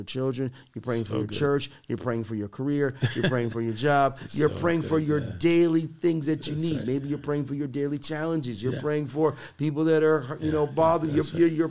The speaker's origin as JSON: {"language": "English", "town": "Boston", "region": "Massachusetts", "country": "United States", "tie": "born or raised there", "said": "growing up in Boston"}